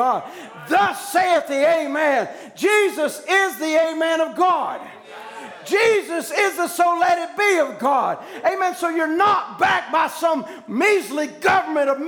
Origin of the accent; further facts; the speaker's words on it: United States; as an American citizen